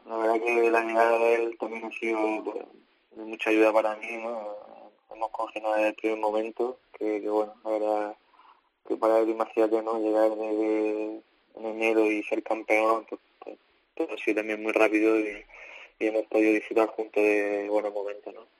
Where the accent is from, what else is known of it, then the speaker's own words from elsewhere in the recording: Andalusia, Spain; moved away as an adult; now in Belgium; tú sabes cómo somos los andaluces